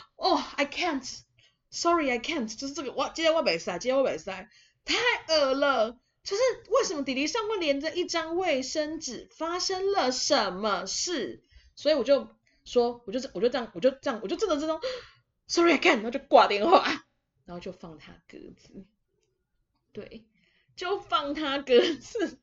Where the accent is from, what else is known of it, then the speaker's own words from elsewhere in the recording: Taiwan; 我们台湾这边